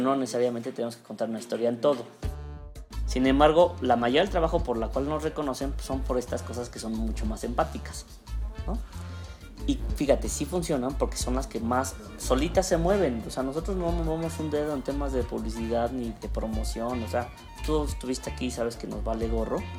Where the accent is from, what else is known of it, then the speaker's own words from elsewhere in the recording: Mexico; como mexicanos